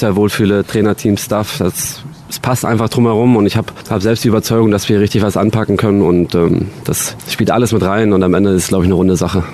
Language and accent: German; Dresden, Saxony, Germany; Dresden als meine Heimat, hier bin ich, hier bin ich aufgewachsen